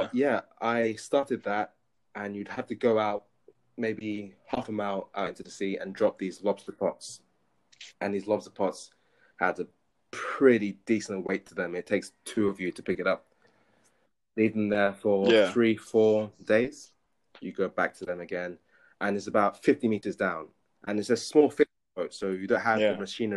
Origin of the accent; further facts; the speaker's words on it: London, United Kingdom; moved away; born and raised in London